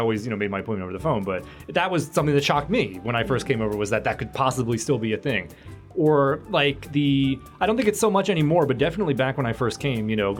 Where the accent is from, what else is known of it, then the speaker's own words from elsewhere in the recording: United States; moved away as an adult; now in Japan; I'm from the United States